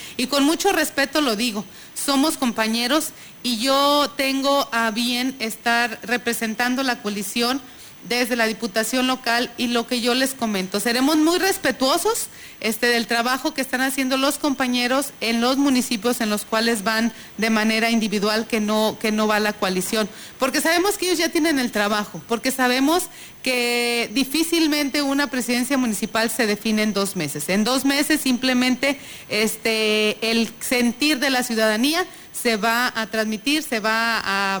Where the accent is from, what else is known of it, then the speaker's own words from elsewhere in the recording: Tamuín, San Luis Potosí, Mexico; yo soy de ahí de Tamuín